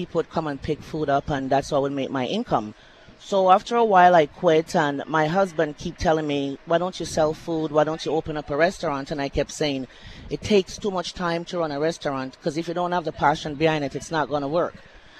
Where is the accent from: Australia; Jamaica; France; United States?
Jamaica; now in Winnipeg, Canada; I'm from Jamaica, and I'm an immigrant in this country for the last 30 years.